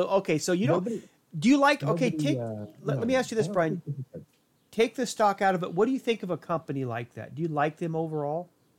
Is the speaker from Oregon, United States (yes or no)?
yes; Portland, Oregon, United States; close to where I grew up in the Portland area.